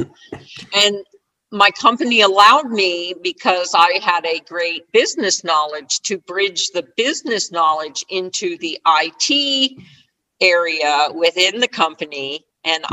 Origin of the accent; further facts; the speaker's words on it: Sparta, New Jersey, United States; I grew up in New Jersey, uh, from a little town in northern New Jersey called Sparta, New Jersey